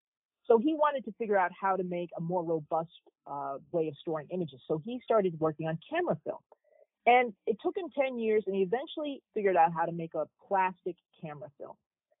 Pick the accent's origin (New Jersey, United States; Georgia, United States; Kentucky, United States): New Jersey, United States; moved away; also born or lived in Providence / Stanford / Yale; I grew up in New Jersey and went to school in Providence